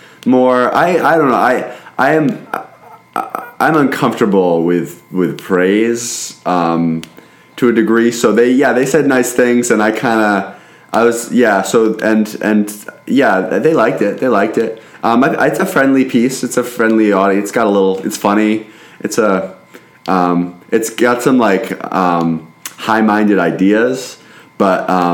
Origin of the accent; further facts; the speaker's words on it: Portland, Oregon, United States; I'm from Portland, Oregon.